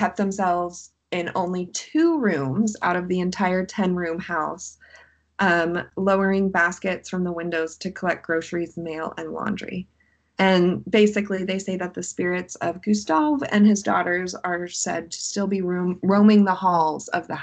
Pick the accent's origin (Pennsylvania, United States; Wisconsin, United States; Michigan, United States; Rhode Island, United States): Pennsylvania, United States; I'm from Pennsylvania, which is an extremely haunted state